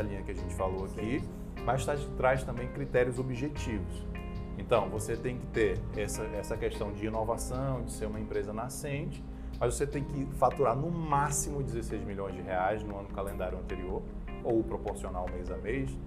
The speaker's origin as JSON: {"language": "Portuguese", "town": "Manaus", "region": "Amazonas", "country": "Brazil", "moved": "yes", "lives_now": "Brasília, Brazil", "said": "eu sou manauara"}